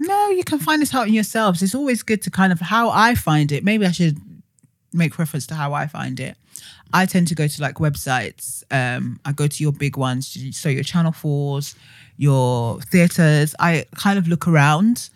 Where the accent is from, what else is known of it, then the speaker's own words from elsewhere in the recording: Nigeria; because I'm Nigerian.